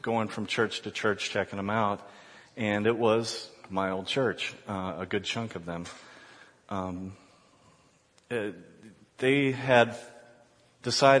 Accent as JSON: {"language": "English", "town": "Columbus", "region": "Ohio", "country": "United States", "tie": "born or raised there", "also_born_or_lived": "Chicago", "moved": "as an adult", "said": "My wife and I were born and raised in Columbus, but moved around a little bit"}